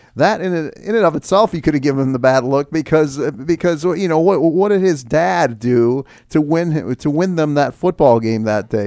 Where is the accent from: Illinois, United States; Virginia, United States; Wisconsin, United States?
Illinois, United States; Chicago; I'm from Chicago